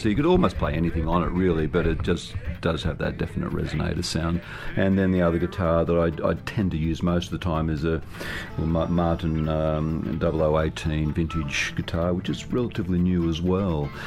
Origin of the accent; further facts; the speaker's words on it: Sydney, New South Wales, Australia; also born or lived in Narrabri, New South Wales; I was, born and bred in Sydney, but uh, during my youth, uh, I did have an extended period of time uh, growing up in northwestern New South Wales